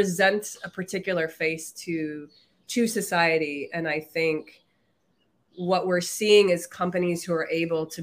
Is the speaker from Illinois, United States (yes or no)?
yes; Chicago, Illinois, United States; I grew up on the South Side of Chicago